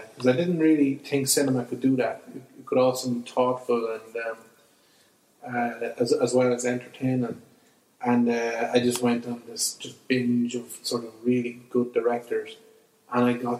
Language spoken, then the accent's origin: English; Clonbullogue, County Offaly, Ireland; I grew up in Clonbologue in a village in Offaly